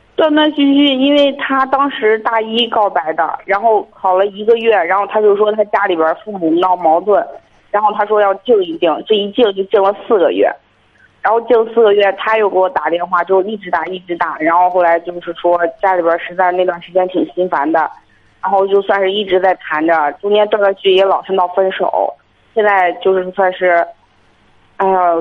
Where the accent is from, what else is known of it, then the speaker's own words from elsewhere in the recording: Shijiazhuang, Hebei, China; 我是石家庄的